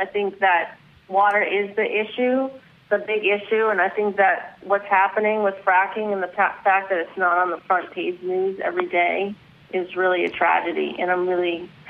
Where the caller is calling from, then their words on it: Studio City, California, United States; From Studio City.